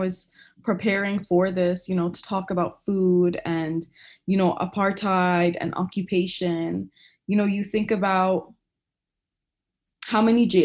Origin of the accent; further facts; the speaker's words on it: United States; me and my siblings, we were born here in the US